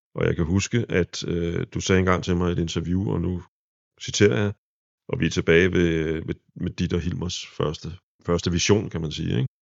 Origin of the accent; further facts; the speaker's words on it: Præstø, Zealand, Denmark; moved away; min lille fødeby regnes for at være af de fleste, det, det præstø, der ligger nede på Sydsjælland